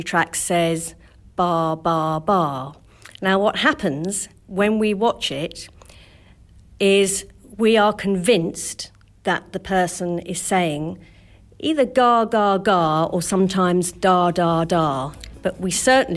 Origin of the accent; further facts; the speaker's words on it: United Kingdom; the British, we tend to move our mouths not quite so much because we're a little bit embarrassed